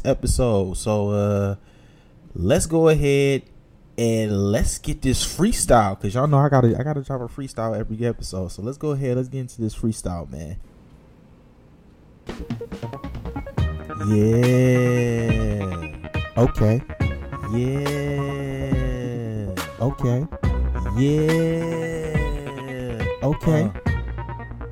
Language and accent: English; Detroit, Michigan, United States; born or raised there